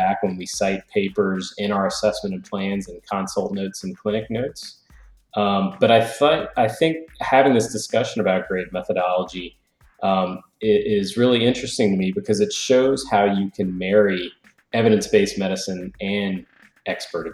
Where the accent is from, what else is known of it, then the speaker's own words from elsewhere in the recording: New Orleans, Louisiana, United States; moved away as an adult; now in Georgia, United States; I'm originally from New Orleans, Louisiana